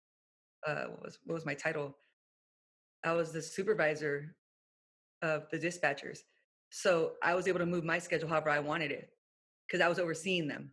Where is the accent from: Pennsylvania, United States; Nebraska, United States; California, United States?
California, United States; Orange County; I'm from Orange County.